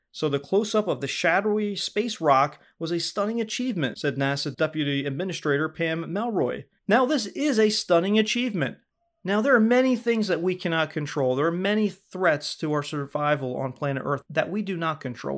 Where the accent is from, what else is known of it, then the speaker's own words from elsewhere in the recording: United States; we say fall here in America